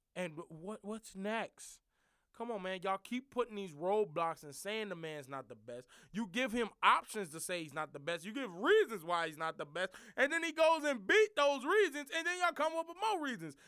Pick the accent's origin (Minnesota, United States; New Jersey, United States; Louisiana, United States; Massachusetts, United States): Louisiana, United States; New Orleans; I'm from New Orleans